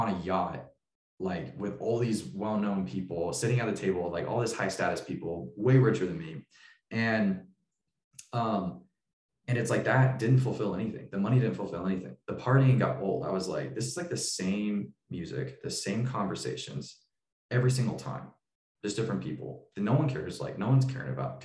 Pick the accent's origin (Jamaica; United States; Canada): United States; Tulsa, Oklahoma; moved away; also born or lived in Boise, Idaho; I moved from Boise back to Tulsa, Oklahoma, where I was born, to help start this church